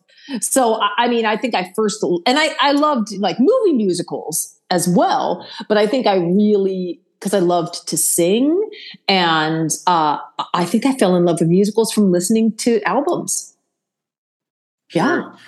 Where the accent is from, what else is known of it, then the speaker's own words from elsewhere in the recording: Akron, Ohio, United States; I grew up in Akron, Ohio